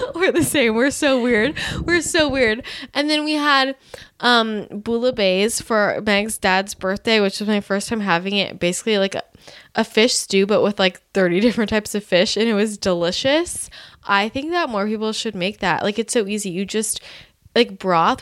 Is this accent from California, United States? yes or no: yes; Bay Area, California, United States; now in Los Angeles, United States; growing up in the Bay Area